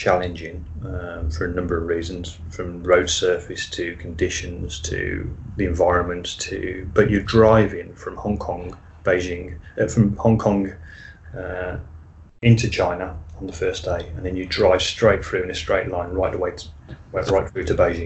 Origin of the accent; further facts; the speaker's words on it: United Kingdom; being British